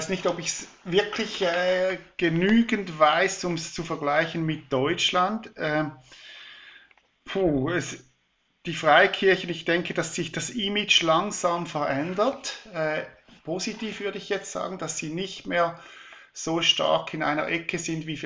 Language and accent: German; Switzerland; Wenn ich den Deutschen Bundestag anschaue, da wird mir halb schlecht als Schweizer